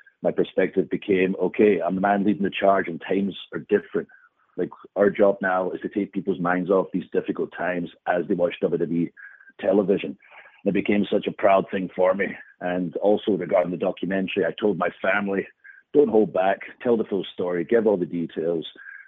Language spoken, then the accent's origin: English; Scotland, United Kingdom; You know, being Scottish gives me the upper hand, where we just love fighting in any situation, generally in a bar.